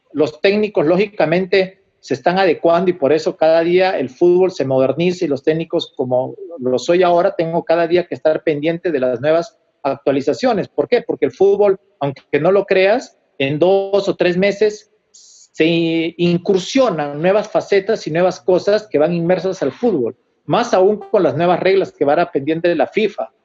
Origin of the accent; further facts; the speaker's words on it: Huánuco, Peru; moved away; allá en mi ciudad, en Huánuco